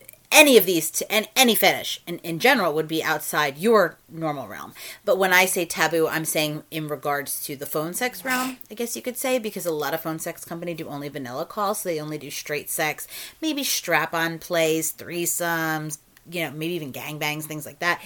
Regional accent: New Jersey, United States; accent: Jersey; moved away; I am from New Jersey originally

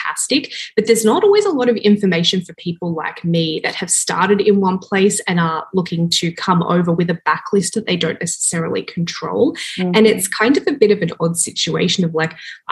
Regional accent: Australia; moved away as an adult; now in Toronto, Canada; I'm from Australia, originally born and raised, and then 7 years ago, I moved to Toronto, Canada with my husband

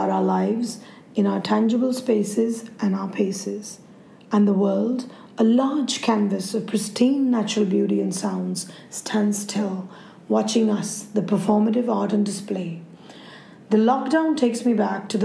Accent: India; I'm an Indian journalist and photographer

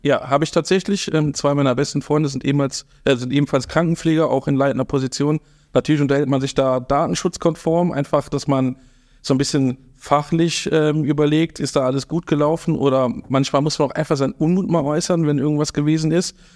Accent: Eschweiler, North Rhine-Westphalia, Germany; also born or lived in Stolberg; now in Baesweiler, Germany; ich bin tatsächlich ähm, kein Öscherjunge, sondern eine, ein Eichweilerjunge aus Eschweiler, bin geboren in Eschweiler, ah. bin dort auch aufgewachsen

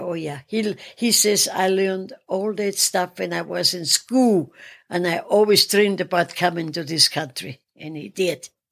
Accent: Salzburg, Austria; moved away as an adult; I'm from Salzburg, Austria

